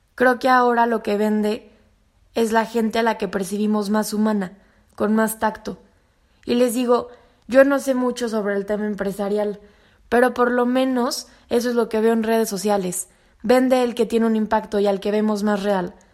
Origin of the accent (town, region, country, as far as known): Mexico